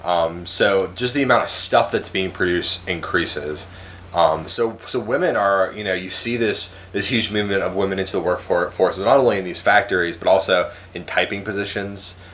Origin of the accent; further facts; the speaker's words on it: United States; we are both American. We are both we both have, uh, were born in America, grew up in America